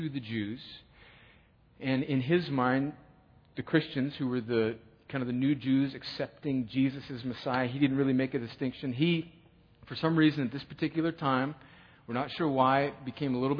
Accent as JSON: {"language": "English", "region": "California", "country": "United States", "moved": "as an adult", "lives_now": "Columbus, United States", "said": "I'm originally from California, and I met a girl here and stayed. I came here through Fort Benning in the Army"}